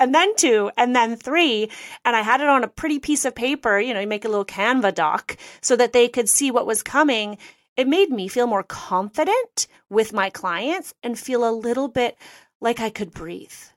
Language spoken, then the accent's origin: English; Canada; I'm Canadian